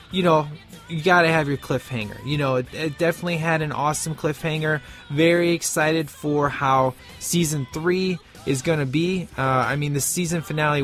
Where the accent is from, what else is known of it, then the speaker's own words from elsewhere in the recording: Chicago, Illinois, United States; I'm from Chicago.